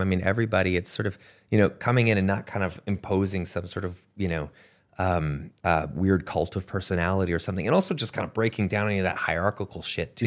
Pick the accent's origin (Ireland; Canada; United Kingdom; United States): Canada; moved away; where I grew up in Canada